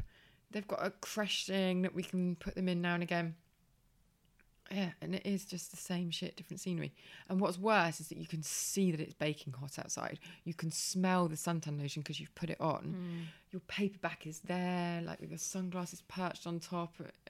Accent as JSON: {"language": "English", "town": "Birmingham", "region": "West Midlands", "country": "United Kingdom", "accent": "Birmingham", "said": "I lost my Birmingham accent for the first part of the punchline, which sort of ruined it."}